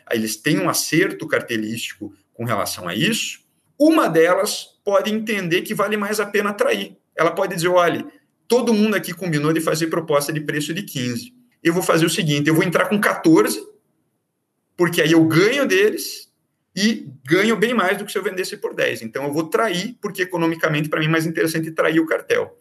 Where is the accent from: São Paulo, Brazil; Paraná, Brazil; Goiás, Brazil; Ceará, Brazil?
Paraná, Brazil; Curitiba; moved away as an adult; now in Bahia, Brazil; sou paranaense, sou de Curitiba